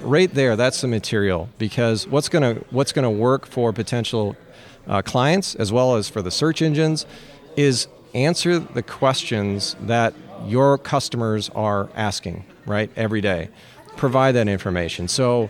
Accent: Minnesota, United States; Yeah, so I'm from Minnesota. I need a hockey reference.

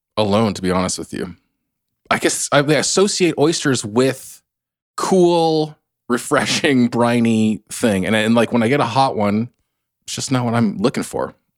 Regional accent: Bay Area, Northern California, United States; I come from Northern California, the Bay Area

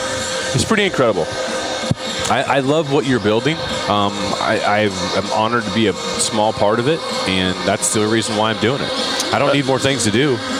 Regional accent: Iowa, United States; people in Iowa, we grow up with a chip on our shoulder because we're from Iowa, we're flyover country

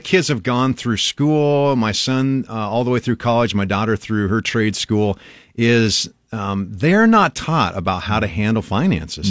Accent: Albion, Nebraska, United States; now in Lincoln, United States; I grew up in Albion, Nebraska, which is about two and a half hours northwest of here.

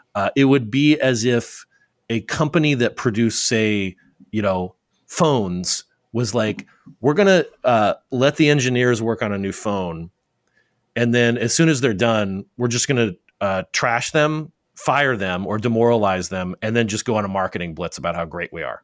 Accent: Arizona, United States; from Arizona, my home state

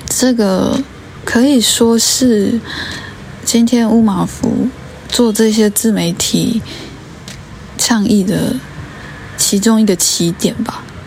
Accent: Taiwan; 我们五零年代、六零年那时候，台湾发生什么事？

